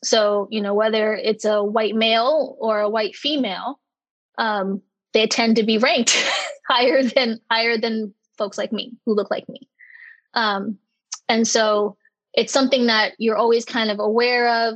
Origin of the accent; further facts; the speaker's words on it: Maryland, United States; I'm from Maryland